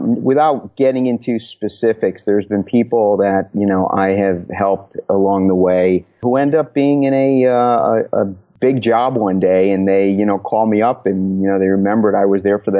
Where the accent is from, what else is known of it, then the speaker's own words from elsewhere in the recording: Connecticut, United States; moved away as an adult; also born or lived in Southern California; Took me all the way out to Southern California and then back to my home state of Connecticut, where I've been for quite a while.